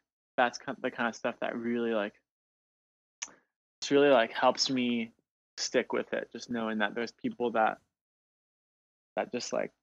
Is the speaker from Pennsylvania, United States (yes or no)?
no; Portland, Oregon, United States; I'm from Portland, Oregon